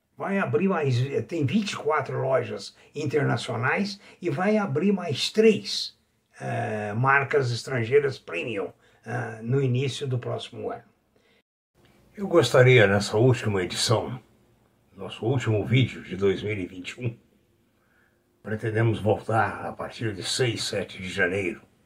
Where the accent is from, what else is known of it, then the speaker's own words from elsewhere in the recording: Brazil; sou brasileiro, amo essa pátria